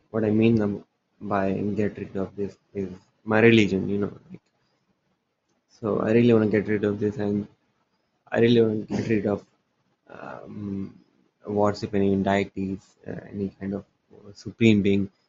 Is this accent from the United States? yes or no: no; India; I am from India.